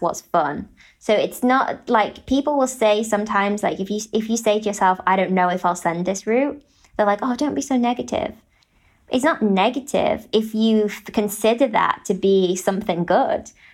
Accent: United Kingdom; as a British person

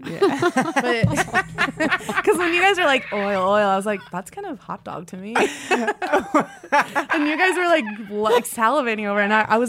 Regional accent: Dayton, Ohio, United States; moved away; also born or lived in Cleveland, Ohio / Chicago / New York; So from Dayton, Ohio. Well, born in Cleveland, raised in Dayton, Ohio.

